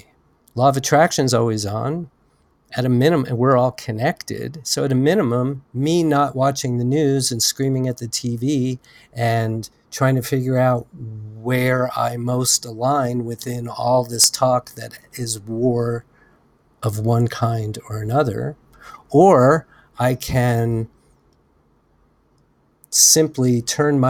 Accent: United States; an American citizen

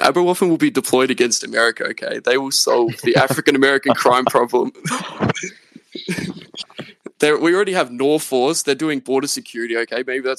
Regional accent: Australia

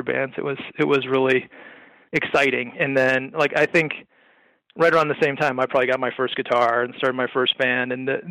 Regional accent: Wheeling, Illinois, United States; I grew up in Wheeling, Illinois, which is a little suburb outside of Chicago

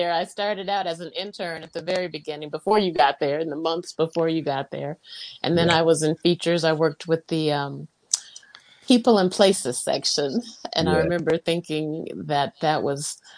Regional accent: Los Angeles, California, United States; now in Fairfield, United States; I grew up in Los Angeles

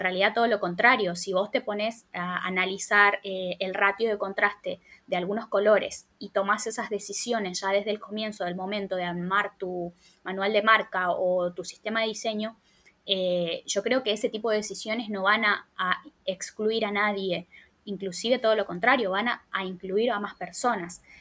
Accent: Formosa, Argentina; moved away as an adult; now in Buenos Aires, Argentina; soy formoseña, vivo en Buenos Aires hace 10 años.

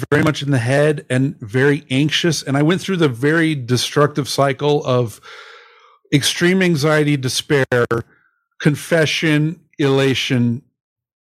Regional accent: Utah, United States; also born or lived in Canada; I grew up in Utah, okay, largely

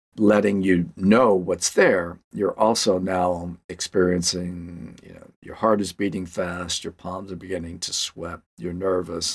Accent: Louisiana, United States; I'm from Louisiana

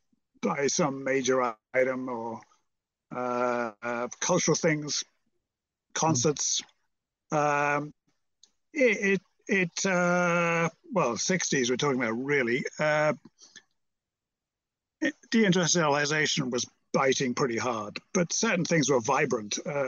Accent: Merseyside, North West England, United Kingdom; But I was brought up on Merseyside, which you may have heard of, opposite Liverpool, which you've probably heard of.

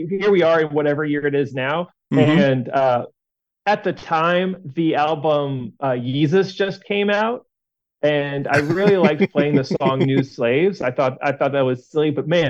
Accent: Richmond, Virginia, United States; So I'm from Richmond, Virginia.

